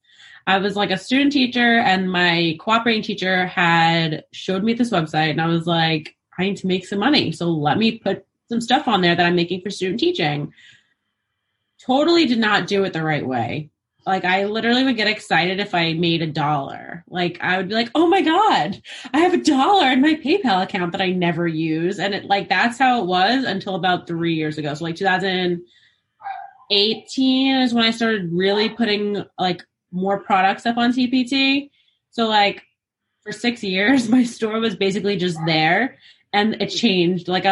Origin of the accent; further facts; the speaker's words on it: New York, United States; I'm from New York. I teach in Queens